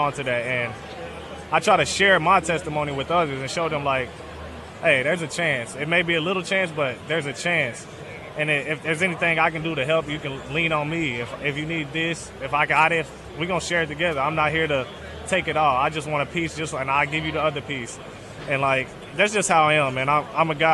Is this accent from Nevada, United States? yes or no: no; northern Kentucky, United States; I'm from northern Kentucky, right across the bridge from Cincinnati